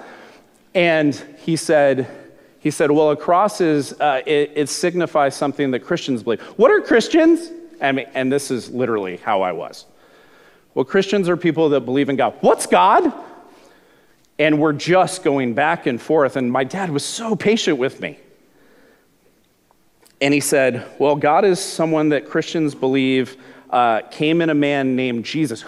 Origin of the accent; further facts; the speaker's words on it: Glendale, California, United States; I grew up in Southern California, in Glendale, California